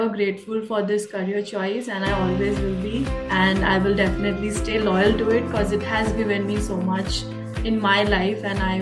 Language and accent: English; India; now in Canada; my journey started from India, and I'm in Canada right now. So the type of exposure I got in my personal career and having the chance to work with the US Army as an immigrant, as a Indian girl